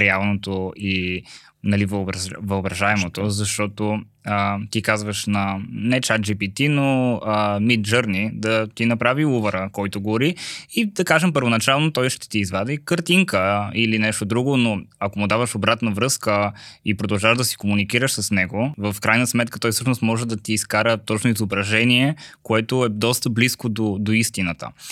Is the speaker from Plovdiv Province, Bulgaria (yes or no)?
no; Sliven, Sliven Province, Bulgaria; moved away; и двамата сме от Сливен